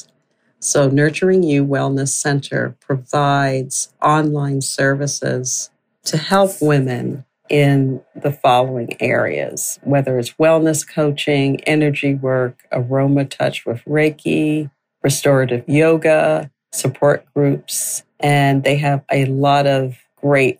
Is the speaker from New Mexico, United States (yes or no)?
no; upstate New York, United States; I grew up in upstate New York